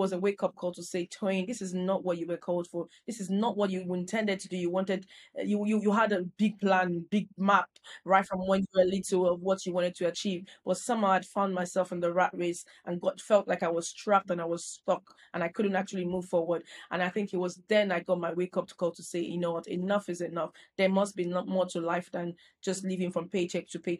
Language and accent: English; Nigeria; moved away as an adult; now in United Kingdom; I grew up in Nigeria